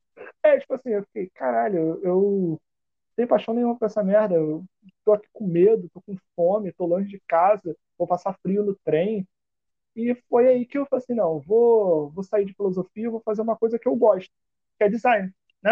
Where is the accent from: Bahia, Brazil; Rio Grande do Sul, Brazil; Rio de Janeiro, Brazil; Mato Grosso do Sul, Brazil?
Rio de Janeiro, Brazil; eu fui nascido e criado em Campo Grande